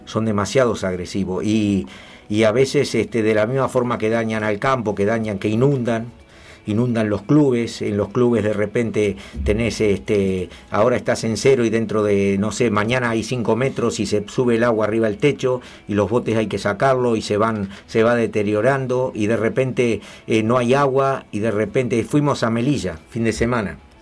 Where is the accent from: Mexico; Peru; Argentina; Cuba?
Argentina; Tigre, Buenos Aires Province; moved away; also born or lived in Pacheco; Yo en Tigre. Yo nací ahí en, me crié en Tigre, nací ahí